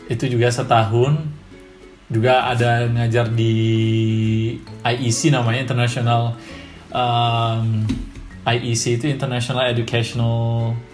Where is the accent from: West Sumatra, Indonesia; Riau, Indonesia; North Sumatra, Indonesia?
North Sumatra, Indonesia; Medan; yang saya gue juga orang Medan gitu kan